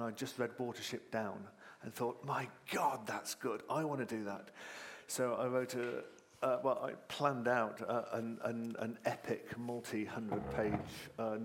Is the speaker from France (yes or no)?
no; Malvern, West Midlands, United Kingdom; I was a kid growing up in Malvern in Worcestershire